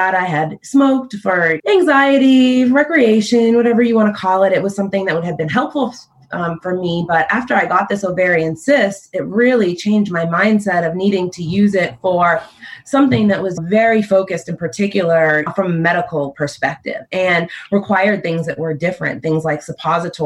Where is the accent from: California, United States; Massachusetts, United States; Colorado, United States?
Massachusetts, United States; Boston; also born or lived in Stoughton, Massachusetts / Sharon, Massachusetts; born and raised in Massachusetts, originally from Dorchester, but I lived in Stoughton and Sharon for quite some time